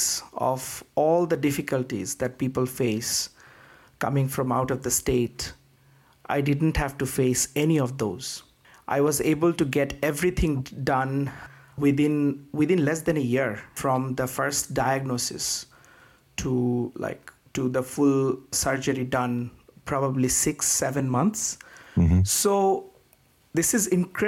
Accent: Bangladesh; moved away as an adult; now in United States; I came all the way from Bangladesh.

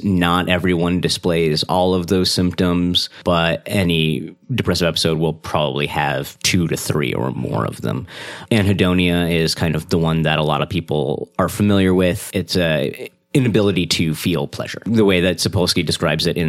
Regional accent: Massachusetts, United States; moved away as an adult; also born or lived in New Orleans; now in Seattle, United States; I grew up in Massachusetts, college in New Orleans

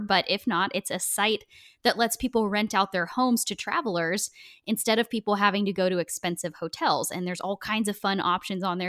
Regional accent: Oregon, United States; I'm from Oregon

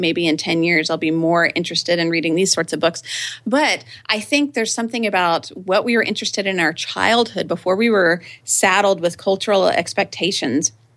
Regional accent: Austin, Texas, United States; I grew up here in Austin, Texas, and lived in the same house from age two to eighteen

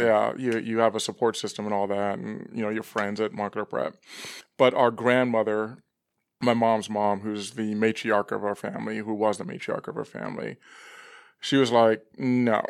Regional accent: Los Angeles, California, United States; grew up for the most part in, um, northern San Fernando Valley.

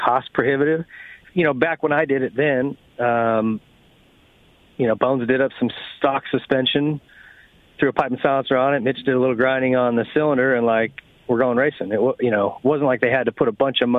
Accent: Arizona, United States; I grew up in Arizona where it's pretty flat and hard or sandy

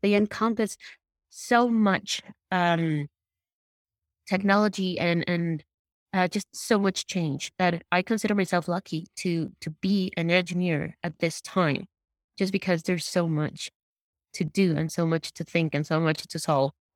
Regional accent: Puebla, Mexico; my hometown has one of the, it's called Puebla.

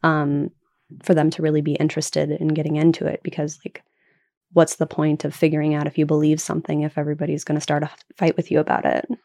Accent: Oklahoma, United States; also born or lived in Puget Sound, Washington; now in Washington, United States; I am originally from Oklahoma

